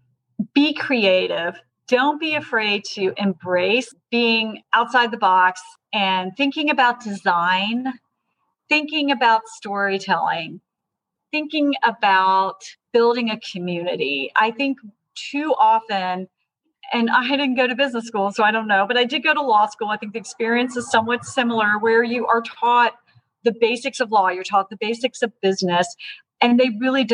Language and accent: English; Georgia, United States; I'm from Georgia. My family's been in Georgia since the 1820s